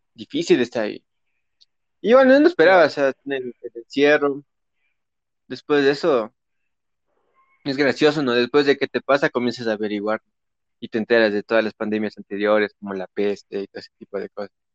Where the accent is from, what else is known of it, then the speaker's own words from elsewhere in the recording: Ecuador; somos ecuatorianos